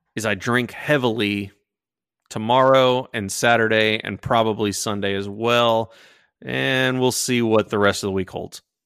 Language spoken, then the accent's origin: English; Sugar Land, Texas, United States; I grew up in Sugar Land